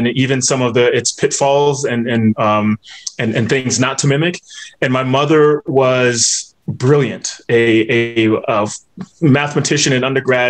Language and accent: English; North Carolina, United States; I was raised in the Black church in North Carolina